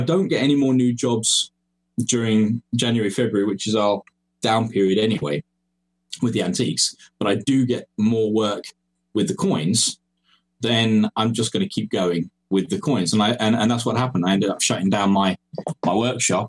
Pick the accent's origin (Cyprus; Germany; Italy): Cyprus; moved away as an adult; also born or lived in England; now in Estonia; I'm English by birth. That's where I was born. But my parents moved me across to Cyprus when I was young, along with my brother. And that's where I grew up.